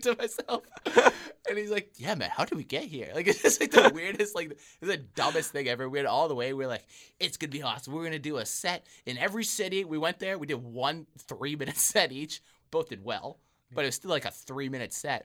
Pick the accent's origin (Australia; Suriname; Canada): Canada; Winnipeg, Manitoba; I'm from Winnipeg.